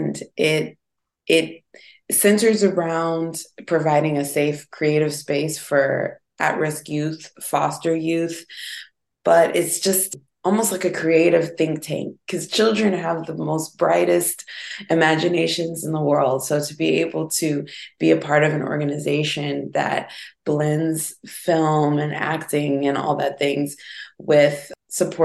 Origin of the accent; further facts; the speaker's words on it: St. Louis, Missouri, United States; moved away as an adult; I'm from St. Louis, Missouri, right? So it's a city, but it's not the biggest city in the world. And I had to get out